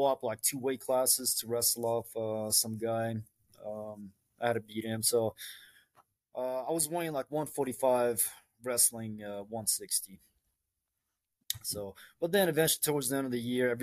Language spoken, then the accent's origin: English; Broward County, Florida, United States; I'm from Broward County